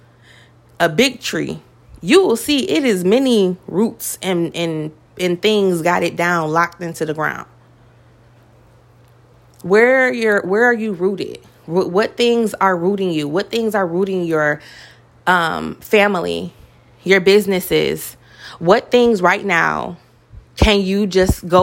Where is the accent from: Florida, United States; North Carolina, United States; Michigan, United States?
Michigan, United States; Detroit; I come from Detroit